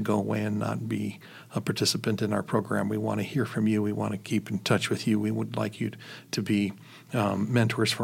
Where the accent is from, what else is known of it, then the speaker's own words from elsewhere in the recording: Chicago, Illinois, United States; moved away; I was born and raised in Chicago